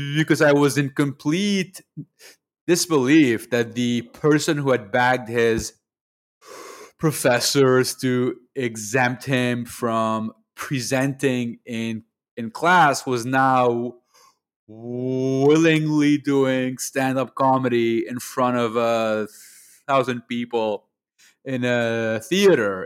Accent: Lebanon; moved away as an adult; also born or lived in Montreal, Canada; now in Canada; I grew up in Lebanon, in the Middle East. I was over there until the age of 18. I then moved to to Montreal for university

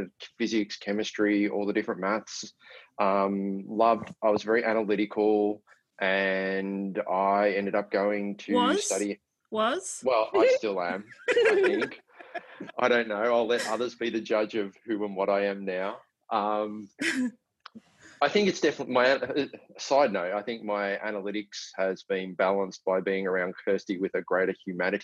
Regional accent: Melbourne, Victoria, Australia; I was born in Melbourne. And I grew up with two brothers who are both younger than me

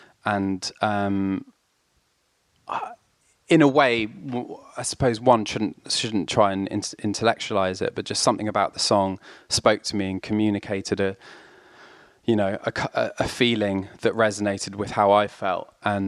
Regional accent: France; And so my sister and I grew up in France, in rural France, with my mum. My dad carried on living in London.

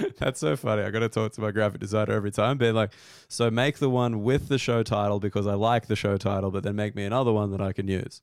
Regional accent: Australia; being Australian

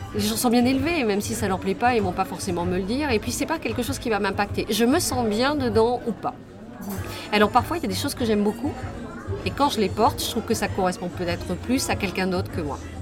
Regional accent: Pilat, Nouvelle-Aquitaine, France; now in Bordeaux, France; je suis née au Pilat

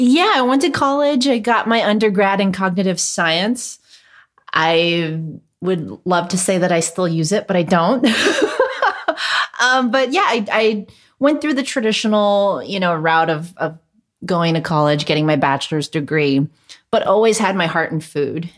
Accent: Hacienda Heights, California, United States; first language Cantonese; English is a second language; I actually grew up in Hacienda Heights, which nobody knows about where that is, but it's a little further east of San Gabriel.

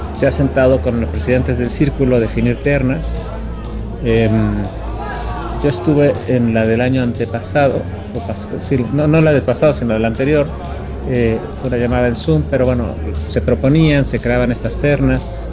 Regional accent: Mexico; como jurados mexicanos

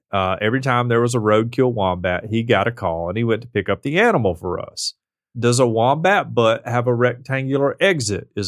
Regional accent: United States; Just because I'm American

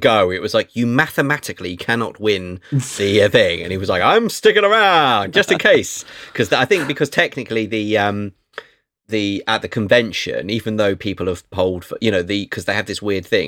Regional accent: England, United Kingdom

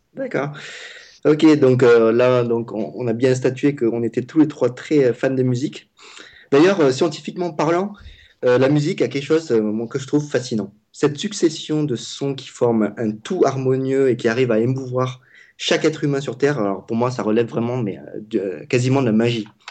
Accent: Vietnam; je parle vietnamien. Je suis vietnamien.

